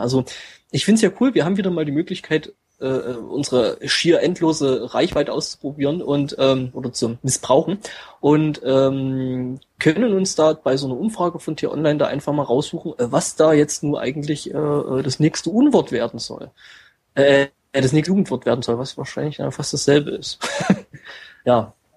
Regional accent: East Germany, Germany; bei uns im Osten

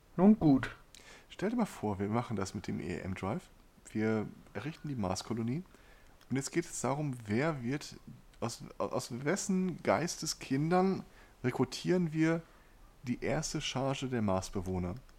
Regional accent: Ruhr area, North Rhine-Westphalia, Germany; hier bei uns im Pott

